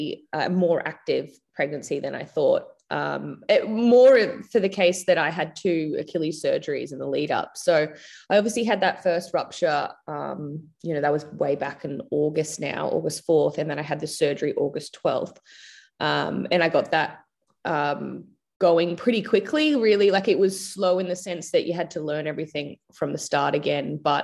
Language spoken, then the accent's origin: English; Logan, Queensland, Australia; moved away as an adult; also born or lived in Gold Coast / Brisbane; I was born on the Gold Coast and went to school in Brisbane. But like I said, I moved when I was 18, so I don't really know like Brisbane that well. I grew up more like Logan, Gold Coast Logan.